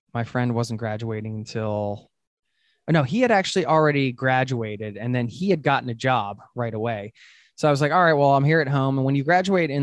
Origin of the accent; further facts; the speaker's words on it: United States; moved away as an adult; now in Oslo, Norway; road tripping around the USA, my home country